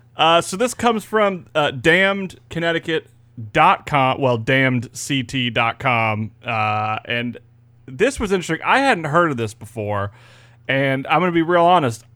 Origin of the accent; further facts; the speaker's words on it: Florida, United States; It's good to be back in Florida.